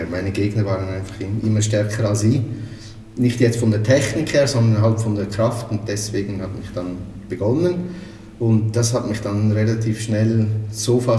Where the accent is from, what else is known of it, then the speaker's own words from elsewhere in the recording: Aargau, Switzerland; äh, aufgewachsen, wie man wahrscheinlich schon hört, in der Schweiz, also im Freiamt. Ist ein äh, Teil vom Kanton Aargau, also eher im deutschsprachigen Schweiz.